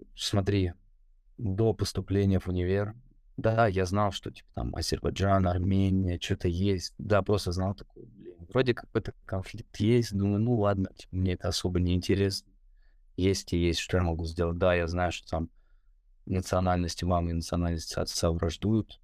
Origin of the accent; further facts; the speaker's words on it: Moscow, Russia; московское воспитание